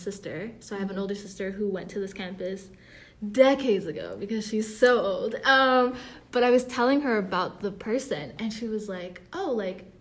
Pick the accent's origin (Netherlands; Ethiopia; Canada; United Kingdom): Ethiopia; I'm Ethiopian